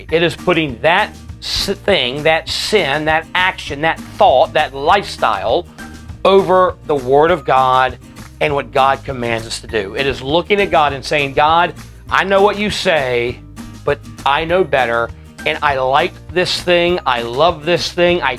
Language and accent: English; United States; as American Christians